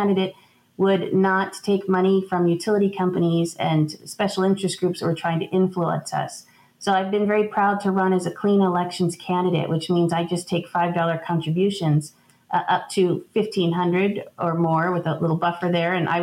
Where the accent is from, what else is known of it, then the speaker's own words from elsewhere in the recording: Tucson, Arizona, United States; I grew up here in Tucson on Tucson Water